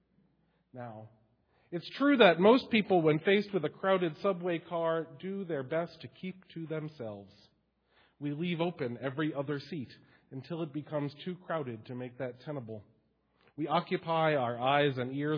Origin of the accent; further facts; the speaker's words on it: New York City, New York, United States; moved away as an adult; I grew up in New York on the New York City subway